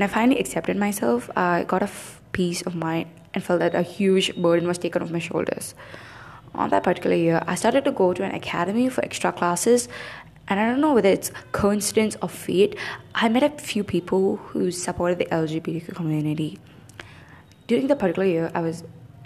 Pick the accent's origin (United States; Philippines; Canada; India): India; South India; growing up in South India